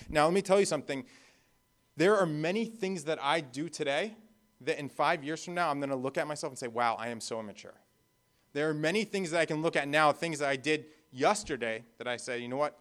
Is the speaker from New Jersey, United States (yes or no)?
yes; New Jersey, United States; moved away; also born or lived in Florida / Bahamas; I grew up in New Jersey